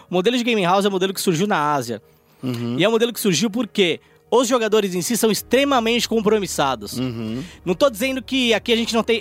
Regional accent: São Paulo, Brazil; born there; A gente veio da favela. Não. Aqui não tem leite cooperar, não, cara. Nasci no Capão

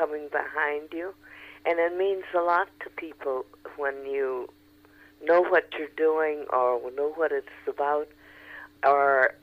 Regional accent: Chicago, Illinois, United States; moved away as an adult; now in Los Angeles, United States; Chicago, like I said, is my hometown.

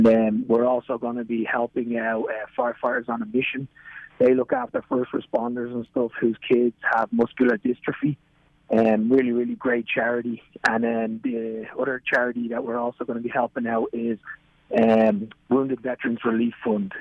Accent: Dublin, Leinster, Ireland; moved away as an adult; now in Jupiter, United States; I'm originally from Dublin, Ireland.

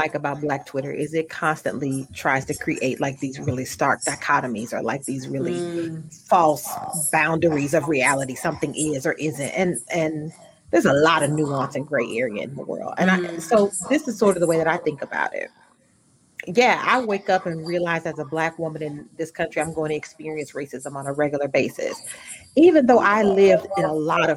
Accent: United States; I'm an American

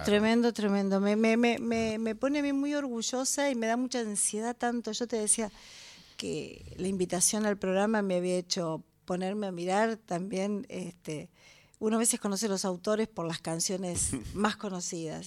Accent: La Plata, Buenos Aires Province, Argentina; Nací en la ciudad de La Plata, exactamente

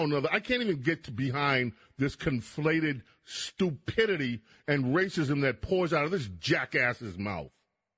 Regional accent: New York City, New York, United States; The New York Times is like my hometown paper. I'm sorry. I grew up reading the New York Times

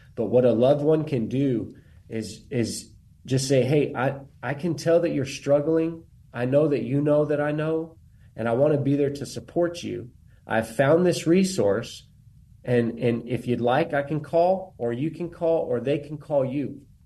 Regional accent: Bandera, Texas, United States; I'm from Bandera, Texas, which is where the Warriors Heart, Texas location is

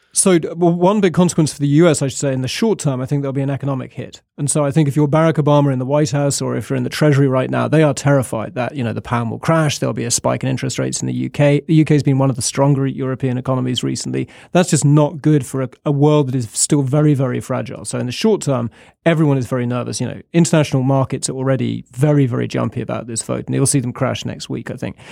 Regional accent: United Kingdom; now in Washington, United States; I'm English and Scottish

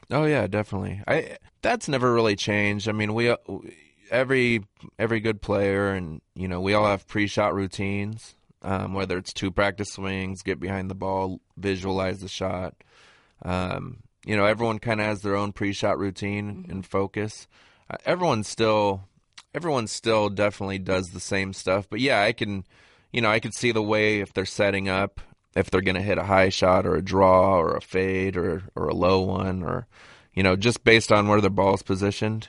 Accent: Southern California, United States; growing up in Southern California

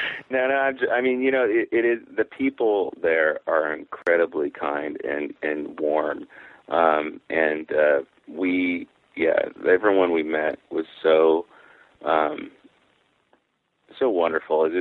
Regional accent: Mount Vernon, Washington, United States; in my hometown, which is Mount Vernon, Washington

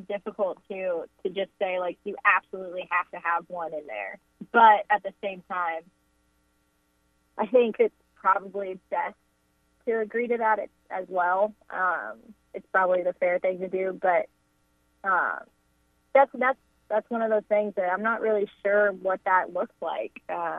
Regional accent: Houston, Texas, United States; So growing up in Houston, we didn't have a NFL team at the time. The Houston Texans weren't created, and the Oilers were sadly gone.

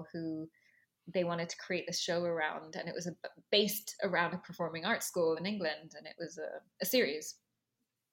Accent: Dubai, United Arab Emirates; moved away as an adult; also born or lived in London / Los Angeles; now in New York, United States; I have a very mixed background, and I grew up in Dubai. My father is Indian. My mother is Egyptian and Nubian and Muslim

